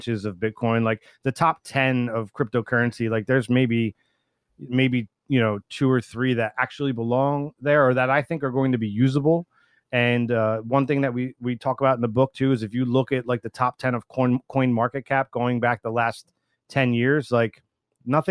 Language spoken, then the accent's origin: English; Minnesota, United States; we're actually from Minnesota